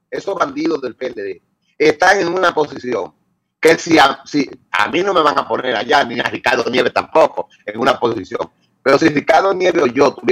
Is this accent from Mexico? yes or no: no; Dominican Republic; porque yo sí soy dominicano, yo soy patriota ante todo.